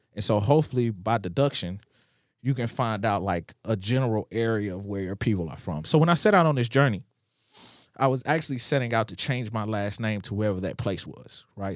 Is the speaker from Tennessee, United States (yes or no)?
yes; Nashville, Tennessee, United States; I am from Nashville. My family has always been here